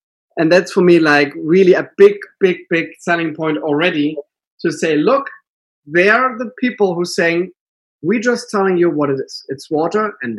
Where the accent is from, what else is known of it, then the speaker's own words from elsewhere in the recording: Northern Germany, Germany; now in California, United States; I'm coming from a very small town up north in Germany